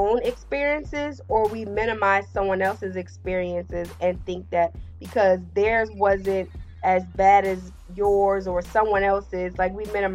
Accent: New Jersey, United States; he is based in my home state.

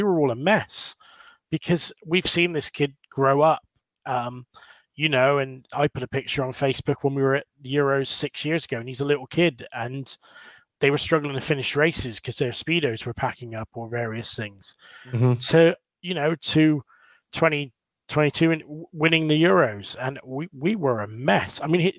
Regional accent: England, United Kingdom; at EOS, they showed a lot of passion, but it was a little bit too much for me, being English and being a little bit like

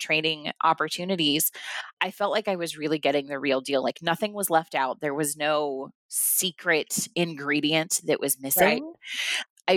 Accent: Nebraska, United States; I'm from Nebraska

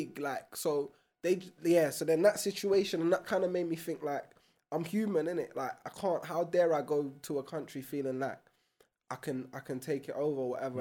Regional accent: London, United Kingdom; growing up in broccoli

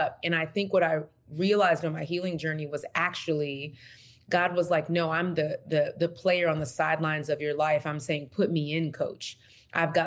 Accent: Texas, United States; moved away; I'm from Texas originally.

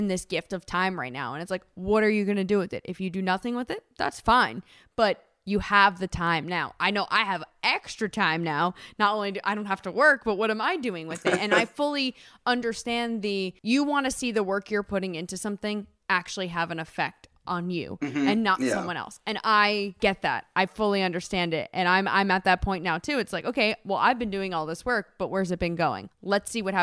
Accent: New Jersey, United States; growing up in Jersey

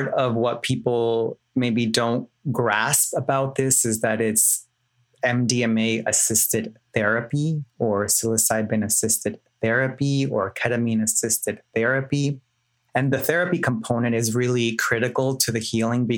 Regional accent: New York City, New York, United States; now in Los Angeles, United States; I was born in New York City, raised in the Bronx

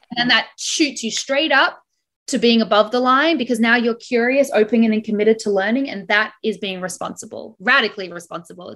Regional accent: Brisbane, Queensland, Australia; now in Toronto, Canada; I was born in Brisbane, currently living in Toronto, Canada

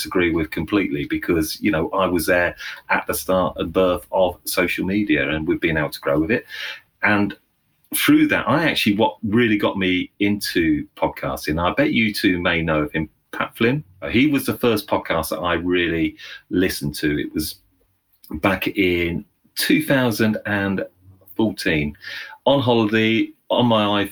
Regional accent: Northamptonshire, East Midlands, United Kingdom; also born or lived in London; Went back to my hometown. So I live in a central location in the heart of England, a place called Northamptonshire

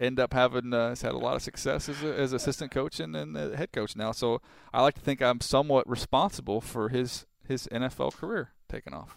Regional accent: San Diego, California, United States; that's my hometown, man. I can't go against San Diego State.

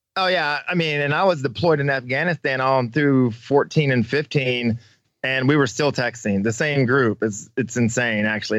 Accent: Slater, Missouri, United States; moved away as an adult; also born or lived in Kansas City, Kansas / El Paso, Texas / Las Vegas, Nevada; I spent all my life growing up in Missouri. I graduated from Slater High School

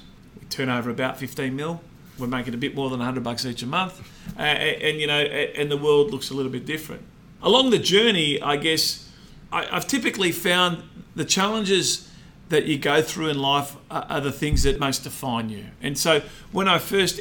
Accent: Melbourne, Victoria, Australia; We grew up in Essendon, and Essendon is a very incestuous suburb.

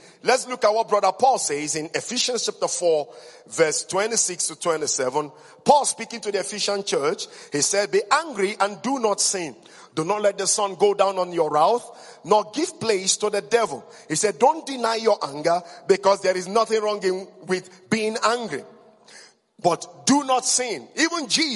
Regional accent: Igbo, West Africa, Igboland, Nigeria; in West Africa, we're highly patriarchal. Number two, I came from the Igbo tribe

